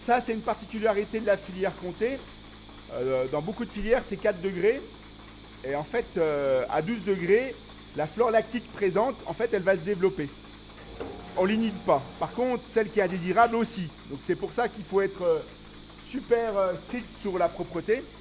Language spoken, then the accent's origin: French; Paris, Île-de-France, France; born there; je ne suis pas né ici, je suis né à Paris. Mes parents n'étaient pas agriculteurs, mes grands-parents l'étaient.